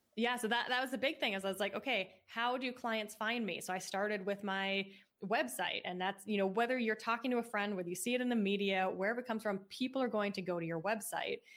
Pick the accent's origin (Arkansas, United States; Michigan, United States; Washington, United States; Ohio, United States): Washington, United States; Seattle; moved away; I grew up in Seattle and that's where my mom started the business